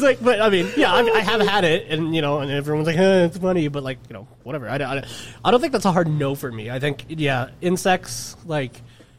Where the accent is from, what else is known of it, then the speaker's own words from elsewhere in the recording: Philippines; they know I'm Filipino